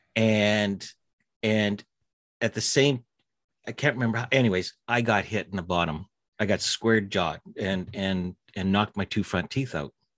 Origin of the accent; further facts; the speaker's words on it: Winnipeg, Manitoba, Canada; I grew up in Winnipeg, uh, right in the heart of, uh, Canada